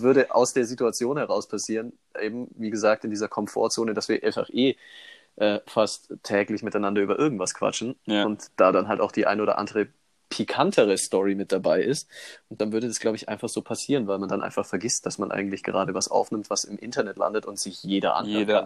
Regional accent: Immenstadt, Bavaria, Germany; ich bin ja in Immenstadt aufgewachsen

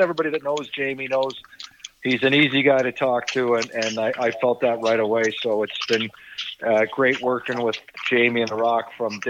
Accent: Toronto, Ontario, Canada; I was born and raised there. My parents were off the boat from Ireland. So my parents came to Canada in the 50s and knew nothing about Canadian sports. And, but, you know, growing up in Mimico

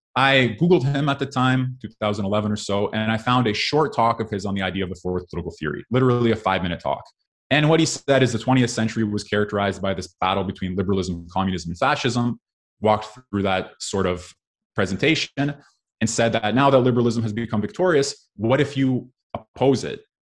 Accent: Canada; I therefore grew up in a liberal democracy in Canada

